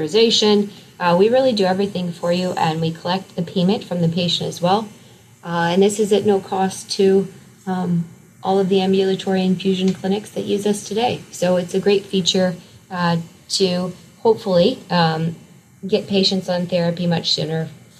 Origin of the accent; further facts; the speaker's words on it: across the river from Omaha, Iowa, United States; right across the river of my hometown